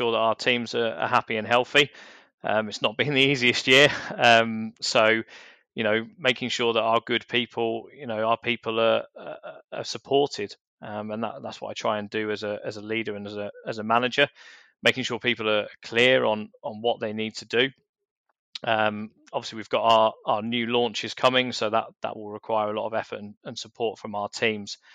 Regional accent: London, United Kingdom; when I was a teenager growing up in South London.

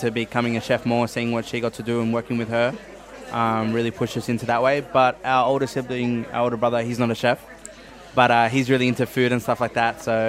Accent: Blue Mountains, New South Wales, Australia; And over time we've moved up over the Blue Mountains where we grew up in the Darug Nation.

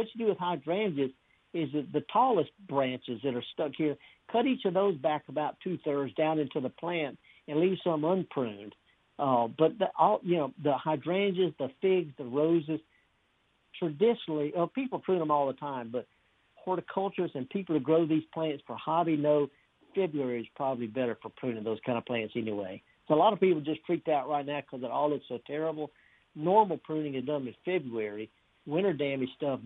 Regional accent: North Mississippi, United States; I'm from North Mississippi

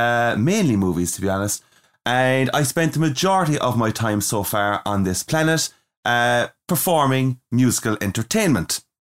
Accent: Ireland; mainly I would be … an Irish man.

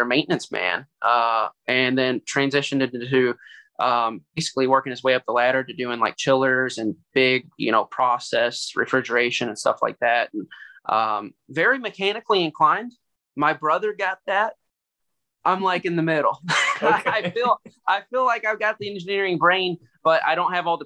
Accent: Louisville, Kentucky, United States; I grew up in the South End of Louisville.

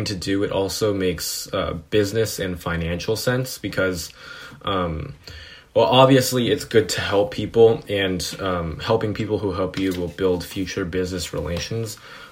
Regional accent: Foster City, California, United States; I grew up in Foster City, which is in California, the Bay Area

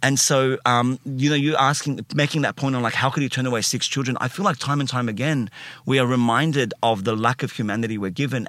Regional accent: Sydney, New South Wales, Australia; I, uh, grew up in, uh, Alexandria first. So, not Alexandria in Egypt.

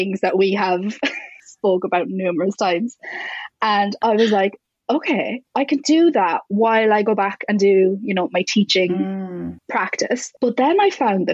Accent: Ireland; I'm Irish

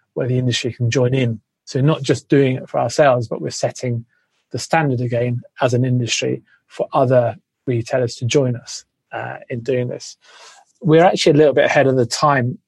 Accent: England, United Kingdom; now in Australia; I used to always introduce myself as Australian because you will be embraced a lot more than being English

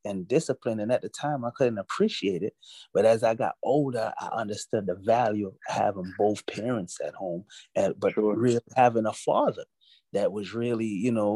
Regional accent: New York City, New York, United States; also born or lived in Jamaica; I was born in Jamaica. I was raised in Brooklyn, New York

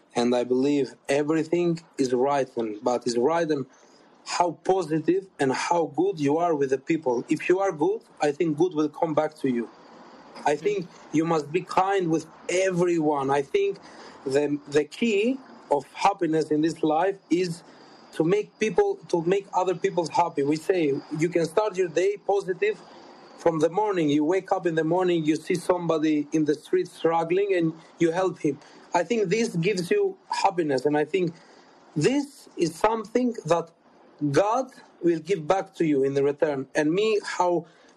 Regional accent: Albania; English is a second language; moved away as an adult; now in United Kingdom; my home country in Albania

